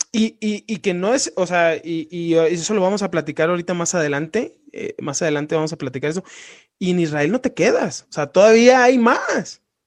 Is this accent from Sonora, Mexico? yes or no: no; Sinaloa, Mexico; now in Guanajuato, Mexico; yo soy de Sinaloa